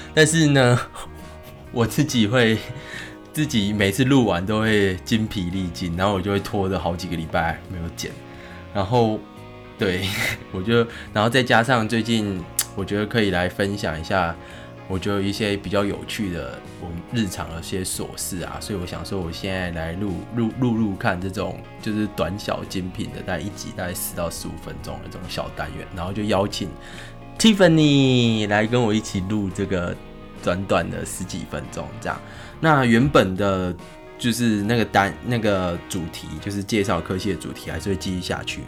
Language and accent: Chinese; Tainan, Taiwan; 我是台南人嘛